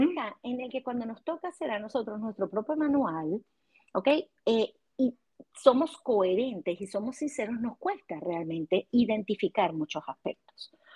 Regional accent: Venezuela; moved away as an adult; now in United States; soy psicólogo venezolana y aquí en Estados Unidos, en esta eh, segunda migración

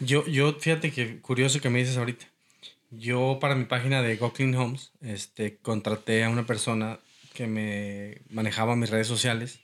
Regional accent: Mexico; moved away as an adult; also born or lived in Portland, Oregon; now in Houston, United States; haber tenido que salirme de México

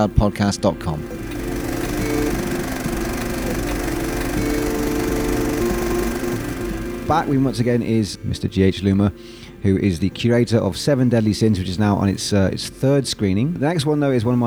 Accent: Devon, South West England, United Kingdom; I grew up in Devon, which is very green

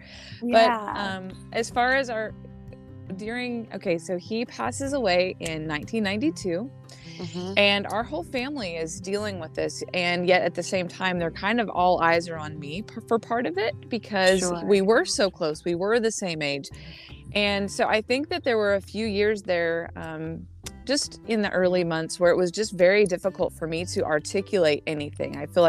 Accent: Wyoming, United States; born there; also born or lived in Oklahoma / Arkansas / Illinois; the Lord has us right now in Southwest Florida, but I was born in Wyoming, and I've had little bits of time in Oklahoma, Arkansas, and Illinois.

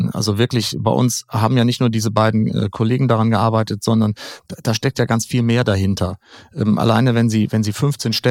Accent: Schleswig-Holstein, Germany; na klar, jeder möchte in mein Heimatland Schleswig-Holstein wunder wunderschön

